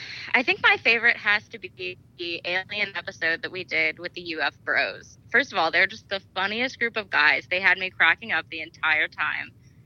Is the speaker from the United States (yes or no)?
yes; Scranton, Pennsylvania, United States; I grew up in Scranton